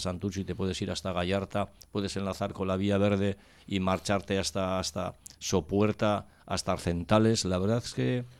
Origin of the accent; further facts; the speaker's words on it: Cáceres, Extremadura, Spain; now in Basque Country, Spain; yo soy de Cáceres y he venido a, al País Vasco